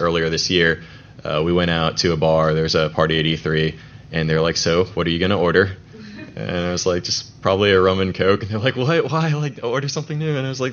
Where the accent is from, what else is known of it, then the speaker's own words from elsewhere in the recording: Atlanta, Georgia, United States; also born or lived in Roswell, Georgia; now in Macon, United States; I'm actually from Atlanta, or I'm native from Atlanta. I lived up in Roswell, and now I'm in Macon.